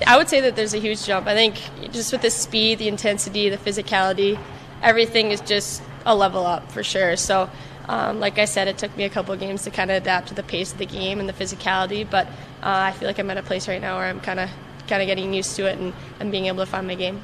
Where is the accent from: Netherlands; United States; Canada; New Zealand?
Canada; moved away; my hometown and my home arena